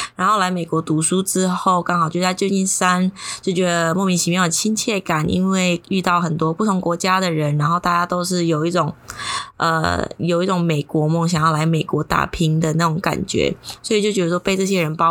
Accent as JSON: {"language": "Chinese", "country": "Indonesia", "also_born_or_lived": "San Francisco, United States", "moved": "as an adult", "said": "有一个教会，刚好是印尼人教会，然后我就把自己印妖进去啊"}